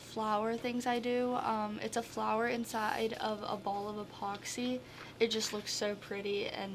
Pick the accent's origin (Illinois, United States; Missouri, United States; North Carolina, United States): Illinois, United States; Wayne City; I'm from Wayne City